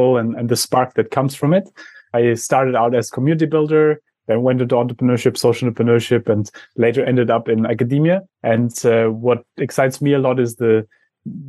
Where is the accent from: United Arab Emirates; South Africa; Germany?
Germany; I come from Germany